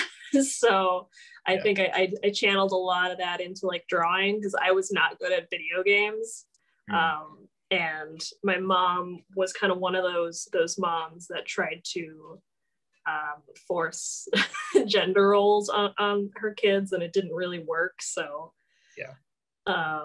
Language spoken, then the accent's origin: English; Oak Creek, Wisconsin, United States; also born or lived in South Milwaukee, Wisconsin; my parents moved to Oak Creek, and I've pretty much been in Oak Creek ever since